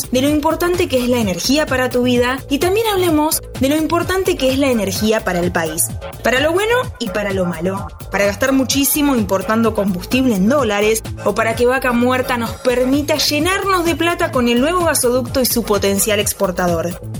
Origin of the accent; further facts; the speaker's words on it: Argentina